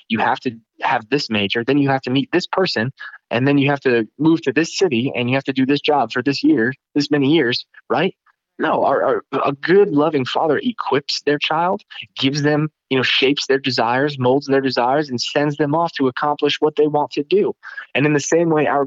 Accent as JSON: {"language": "English", "region": "Northeast", "country": "United States", "said": "I'm from the Northeast and I have a heart for the Northeast"}